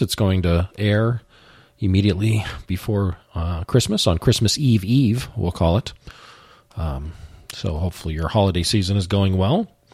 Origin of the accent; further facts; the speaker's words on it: the West, United States; growing up in the West, I have a Western bias